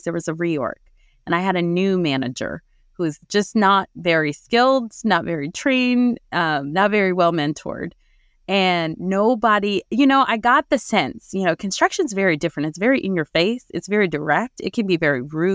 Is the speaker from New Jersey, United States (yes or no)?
yes; New Jersey, United States; I was born and raised in New Jersey